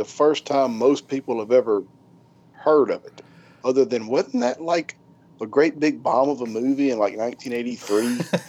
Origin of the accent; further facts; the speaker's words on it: Louisiana, United States; I'm from Louisiana.